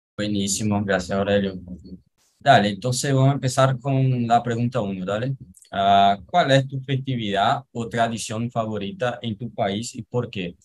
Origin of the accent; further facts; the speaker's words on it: Pernambuco, Brazil; Spanish is a second language; soy de Pernambuco